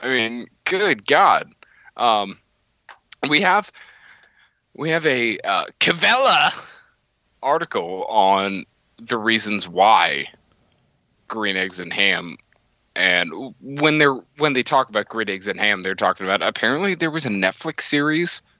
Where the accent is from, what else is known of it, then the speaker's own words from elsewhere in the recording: Florida, United States; I was born in Florida. I grew up going to Disney and Islands of Adventure, Universal